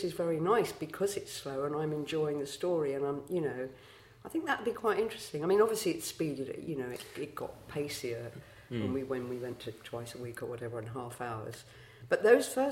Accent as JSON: {"language": "English", "region": "London", "country": "United Kingdom", "tie": "born or raised there", "also_born_or_lived": "Brockley, London", "said": "we moved to Eltham when I was 6 or 7"}